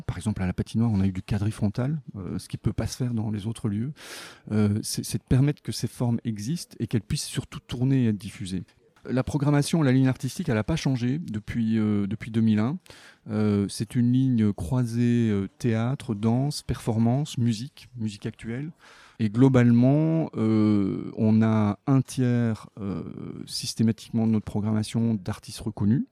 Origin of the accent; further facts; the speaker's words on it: Belgium; moved away; also born or lived in Montreal / Avignon; je suis belge